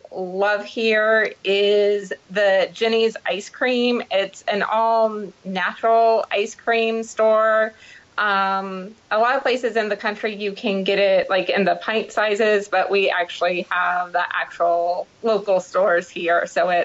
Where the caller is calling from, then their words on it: Columbus, Ohio, United States; I am actually calling from Columbus, Ohio.